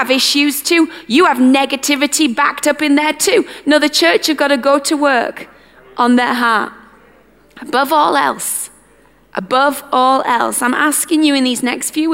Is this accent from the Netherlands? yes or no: no; United Kingdom; our British culture